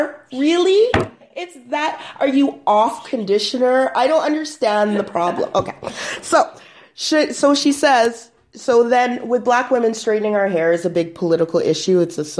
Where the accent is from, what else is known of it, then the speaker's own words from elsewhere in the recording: Canada; I always want to say … because I'm Canadian.